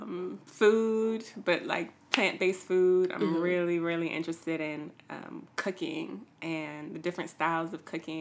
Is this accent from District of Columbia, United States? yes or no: yes; Washington, District of Columbia, United States; I am from Southeast DC. Yeah. Born and raised.